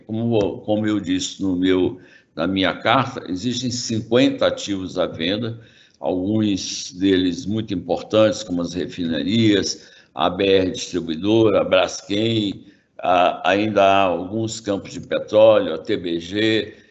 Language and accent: Portuguese; Brazil; como brasileiro